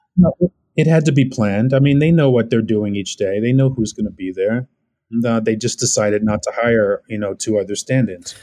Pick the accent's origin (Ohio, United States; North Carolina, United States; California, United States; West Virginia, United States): California, United States; Orange County; moved away as an adult; also born or lived in Brooklyn, New York / Los Angeles; now in New York, United States; I grew up in Orange County